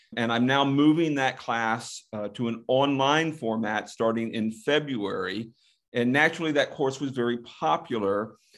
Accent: the Panhandle of Florida, United States; I grew up basically in the Panhandle of Florida

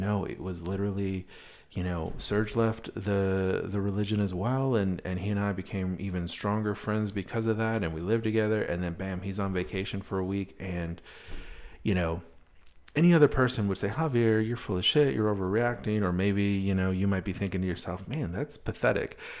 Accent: Wisconsin, United States; moved away; also born or lived in Madison, Wisconsin; I'm from Wisconsin originally.

